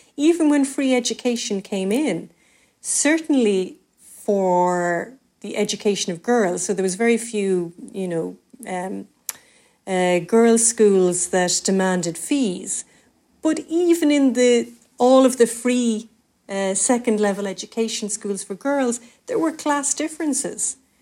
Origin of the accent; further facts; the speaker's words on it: Cork, Munster, Ireland; we're both from Cork City, Mick, and that's a very small, tight knit community